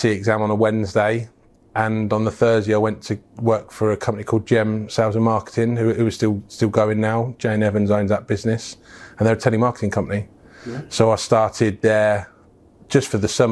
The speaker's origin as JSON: {"language": "English", "town": "Wellingborough", "region": "East Midlands", "country": "United Kingdom", "tie": "born or raised there", "also_born_or_lived": "Birkenhead / Bromborough / Liverpool", "said": "Wellingborough is my hometown"}